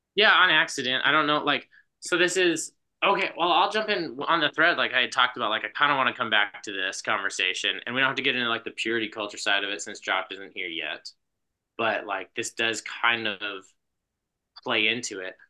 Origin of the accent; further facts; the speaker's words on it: Gallup, New Mexico, United States; moved away; I grew up in New Mexico, in Gallup, like right on the, right on the edge of the Navajo reservation, was where I lived until I was eighteen.